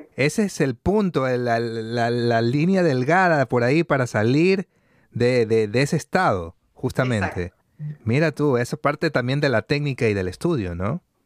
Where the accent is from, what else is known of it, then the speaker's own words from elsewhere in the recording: Guayaquil, Guayas, Ecuador; accent: guayaco; moved away; mi acento es guayaco, le digo. Yo soy guayaco